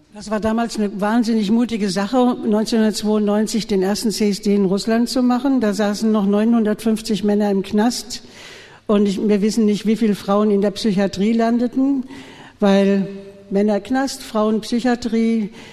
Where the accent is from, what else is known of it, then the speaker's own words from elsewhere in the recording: Frankfurt am Main, Hesse, Germany; moved away as an adult; now in Berlin, Germany; Ich komme aus Frankfurt am Main früher